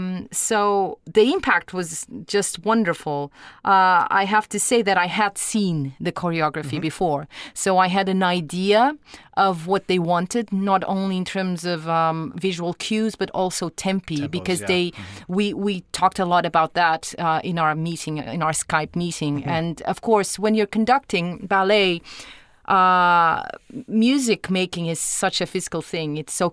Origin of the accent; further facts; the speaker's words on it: Lisbon, Portugal; moved away as an adult; also born or lived in United States / Los Angeles; I am from Lisbon. I am Portuguese.